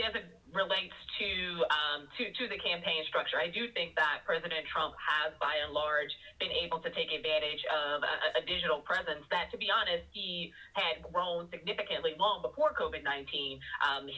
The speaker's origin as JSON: {"language": "English", "region": "Illinois", "country": "United States", "said": "Illinois, for example, my home state"}